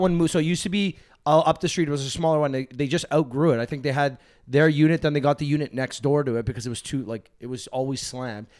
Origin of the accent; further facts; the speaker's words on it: Toronto, Ontario, Canada; I grew up in North York